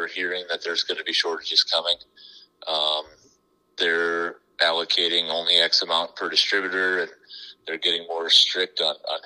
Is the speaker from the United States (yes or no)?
yes; Sioux Falls, South Dakota, United States; Born and raised in Sioux Falls